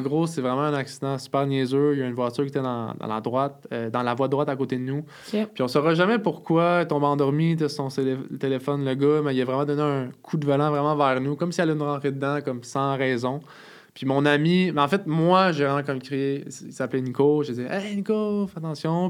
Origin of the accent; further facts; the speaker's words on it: Montreal, Quebec, Canada; je viens du sud-ouest de Montréal, à La Salle